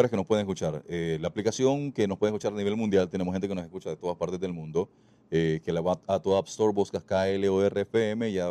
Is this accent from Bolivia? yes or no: no; El Salvador; accent: Salvadoran; Yo soy salvadoreño y orgullosísimo de serlo pero quizás el tiempo viviendo con mucha gente de otros países, mi acento se me fue y yo no sabía que yo no tenía el acento salvadoreño